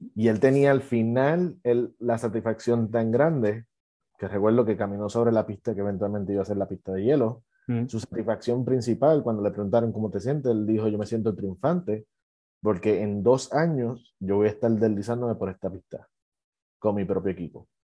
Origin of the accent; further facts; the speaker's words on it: Puerto Rico; yo soy de Puerto Rico